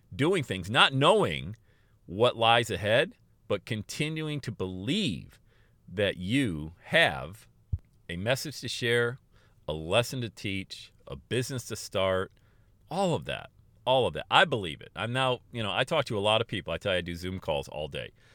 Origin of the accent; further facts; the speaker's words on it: Pennsylvania, United States; moved away as an adult; also born or lived in West Palm Beach, Florida / Erie, Pennsylvania; I moved away from Pennsylvania, where I was born and raised, and I went to West Palm Beach, Florida